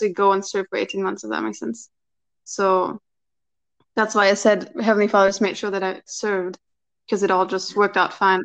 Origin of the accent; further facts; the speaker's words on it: Germany; I'm from Germany